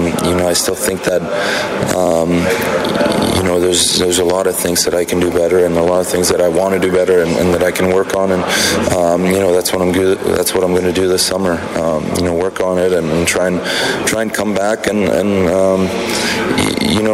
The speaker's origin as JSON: {"language": "English", "town": "Cologne", "region": "North Rhine-Westphalia", "country": "Germany", "tie": "born or raised there", "moved": "yes", "lives_now": "Edmonton, Canada", "said": "being in my hometown, you know, playing against my dad."}